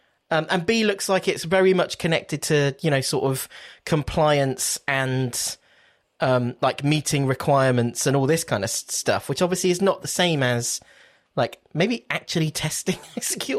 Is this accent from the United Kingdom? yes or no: yes; United Kingdom; Because we're British, so we were like, okay, we're going to create an index.